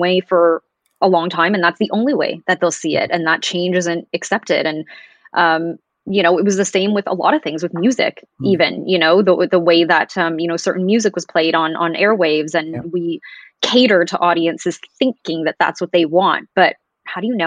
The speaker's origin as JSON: {"language": "English", "town": "Toronto", "region": "Ontario", "country": "Canada", "tie": "born or raised there", "said": "growing up in Canada"}